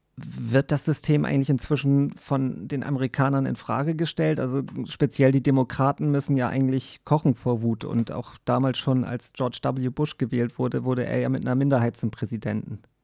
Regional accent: Germany; bei uns in Deutschland und in Europa

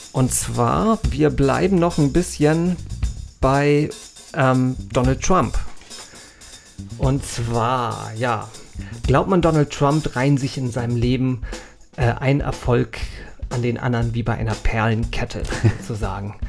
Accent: North Frisia, Schleswig-Holstein, Germany; moved away; Ich bin ja irgendwie in Nordfriesland aufgewachsen

